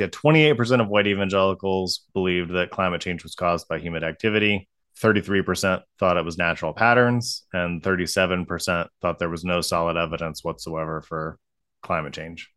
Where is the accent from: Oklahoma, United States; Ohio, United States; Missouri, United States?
Ohio, United States; also born or lived in Colorado; growing up in Ohio